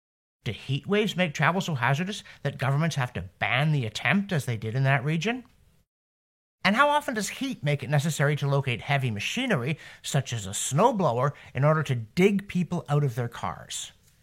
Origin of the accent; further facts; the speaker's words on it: Canada; Yes, as a Canadian, I worry when the temperature outside is the same as the temperature inside.